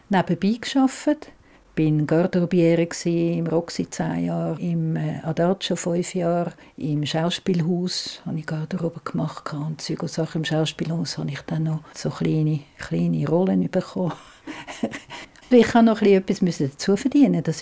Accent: Zurich, Switzerland; Das ist absolut meine Heimat, ja, ja.

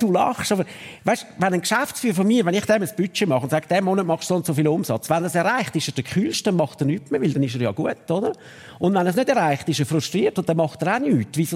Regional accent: Zurich, Switzerland; weil als Zürcher in Luzern die Lehre machen, bist du natürlich ein Zützi.

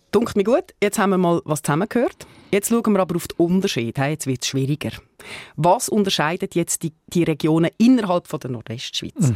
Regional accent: Dornach, Northwestern Switzerland, Switzerland; also born or lived in Pratteln / Arlesheim / Münchenstein; Also ich bin ja auch in der Agla aufgewachsen. Ich habe in Pratteln gelebt, dann sehr lange zu Dornach

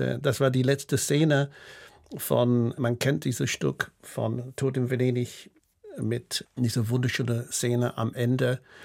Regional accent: United Kingdom; German is a second language; also born or lived in Berlin, Germany; now in Basel, Switzerland; Ich habe immer noch so einen, einen britischen Pass und einen Schweizer Pass

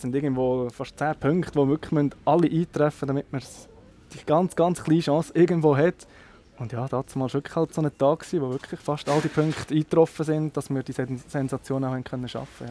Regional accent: Nidwalden, Switzerland; bei uns in Nidwalden hinten

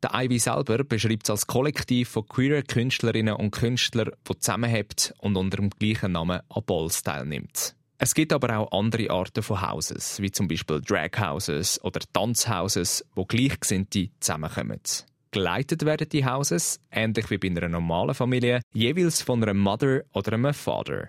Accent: Switzerland; bei uns in der Schweiz

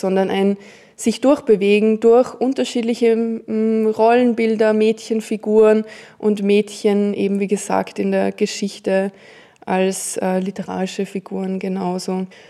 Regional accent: Austria; Ich bin ja in den Bergen aufgewachsen

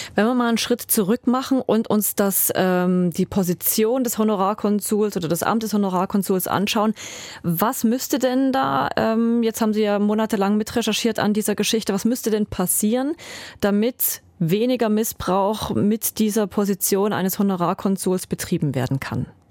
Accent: Switzerland; bei uns in der Schweiz

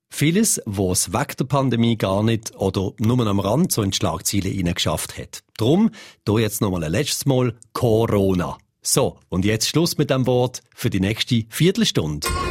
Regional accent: Switzerland; Bei uns in der Schweiz

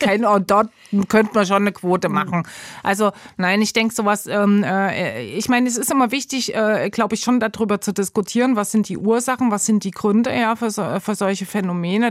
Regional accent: Gera, Thuringia, Germany; moved away as an adult; also born or lived in Leipzig / East Berlin / Munich / Bern; now in Switzerland; in Gera, also wo ich aufgewachsen bin

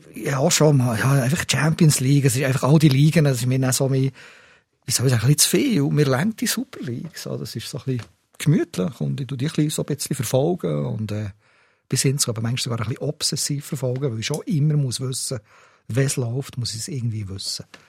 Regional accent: Steffisburg, Bern, Switzerland; also born or lived in Thun; Ich bin in Steffisburg aufgewachsen, in Thun auf die Welt gekommen

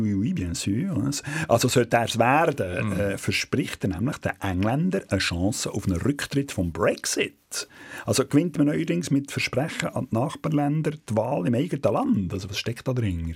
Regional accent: Switzerland; hier bei uns in der Schweiz

